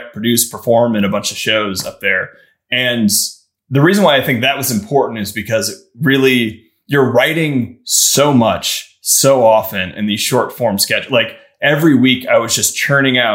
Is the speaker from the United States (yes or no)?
yes; Midwest, United States; also born or lived in Chicago; I'm from the Midwest